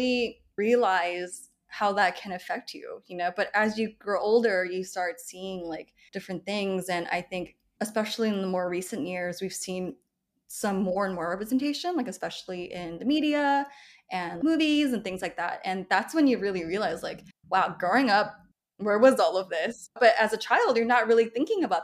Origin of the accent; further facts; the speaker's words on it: California, United States; growing up in America, like I'm from California